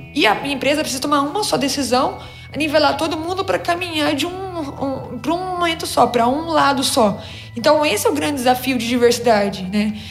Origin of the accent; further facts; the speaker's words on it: Minas Gerais, Brazil; eu nasci em Minas